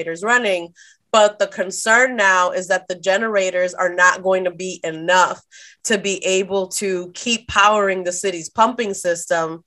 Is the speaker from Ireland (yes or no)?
no; Dominican Republic; now in United States; I'm from Dominican Republic and we very normally do not get power.